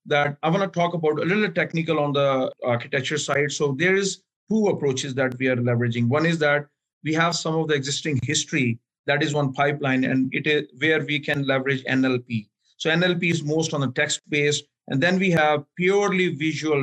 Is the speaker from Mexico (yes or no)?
no; Pakistan; also born or lived in Miami; now in Atlanta, United States; I'm originally from Pakistan